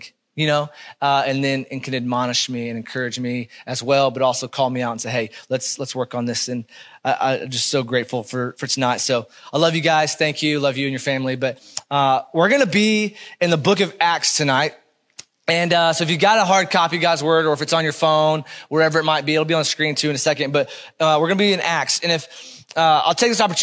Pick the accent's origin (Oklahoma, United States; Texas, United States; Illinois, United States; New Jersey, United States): Oklahoma, United States; I grew up in Oklahoma.